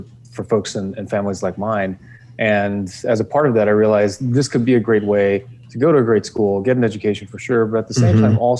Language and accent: English; Los Angeles, California, United States; born or raised there; also born or lived in Europe